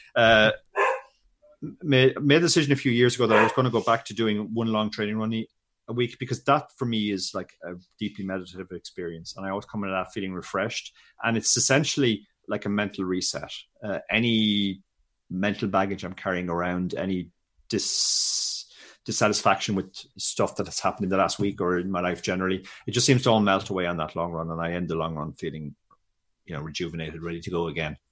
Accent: Ireland; I grew up in Ireland in early eighties

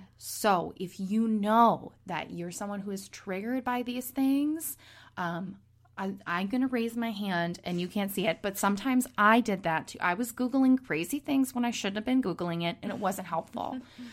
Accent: Minnesota, United States; moved away; also born or lived in Los Angeles / New York; I'm originally from Minnesota, but I have lived with my husband all over the country

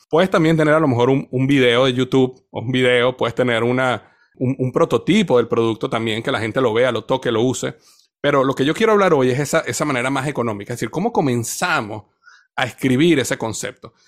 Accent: Venezuela; Yo crecí en una cultura en Venezuela donde todo el mundo bailaba

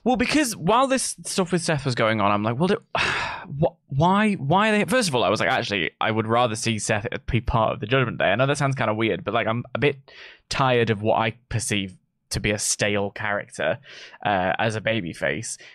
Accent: United Kingdom; we're British

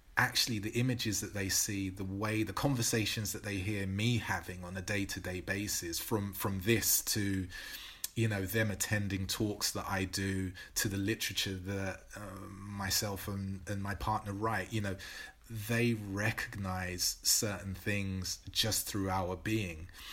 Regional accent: London, United Kingdom; growing up in Newham

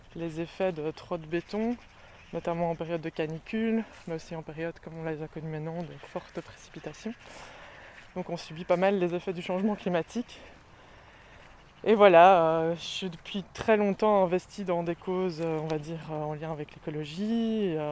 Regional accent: Brussels, Brussels-Capital Region, Belgium; Je suis bruxelloise euh, depuis toujours

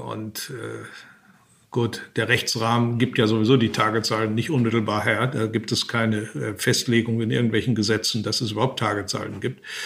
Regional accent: Germany; als Deutsche

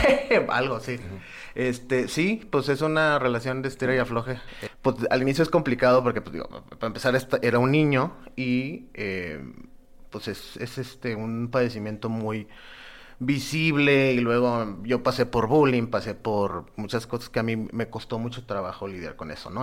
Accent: Nuevo Laredo, Tamaulipas, Mexico; yo soy de Nuevo Laredo

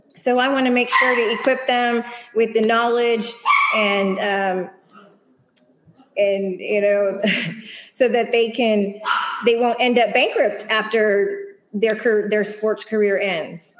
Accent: Houston, Texas, United States; born and raised in Houston, although my father is from Spanish Harlem and my mom is from Connecticut

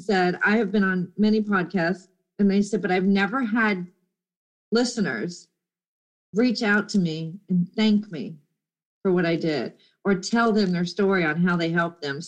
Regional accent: Florida, United States; also born or lived in Jacksonville; We live in Florida, and I'm a native.

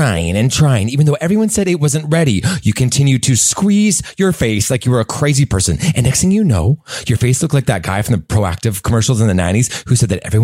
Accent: Langley, British Columbia, Canada; I'm from Langley

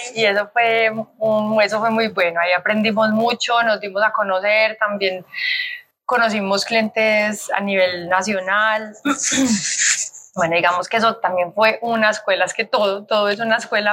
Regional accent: Colombia; also born or lived in Australia; en Colombia está mi empresa, mi familia, mis amigos, mi gente, mi tierra

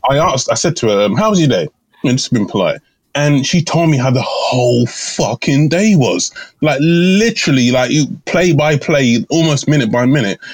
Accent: Ireland; I'm your Irishman

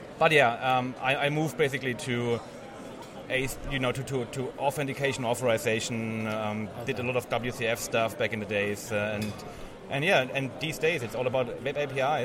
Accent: Germany; I'm from Germany

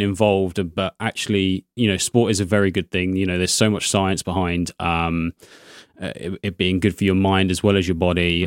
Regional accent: Crawley, South East England, United Kingdom; moved away as an adult; also born or lived in Haywards Heath; now in Brighton, United Kingdom; I grew up in Crawley, so that's near Gatwick Airport

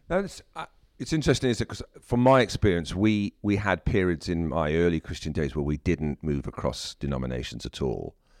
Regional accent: South Wales, United Kingdom; I'm from South Wales

